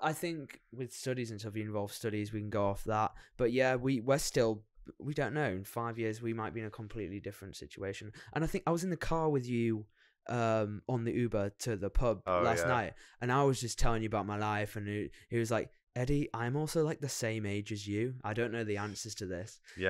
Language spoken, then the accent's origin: English; England, United Kingdom; And we're very English in the fact that we say sorry for everything, so we're constantly doubting ourselves.